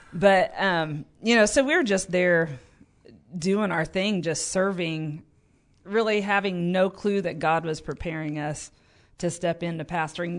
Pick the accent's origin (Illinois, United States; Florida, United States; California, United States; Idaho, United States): Illinois, United States; Paris; also born or lived in Tulsa, Oklahoma; we moved back to my hometown in Paris and just plugged into my home church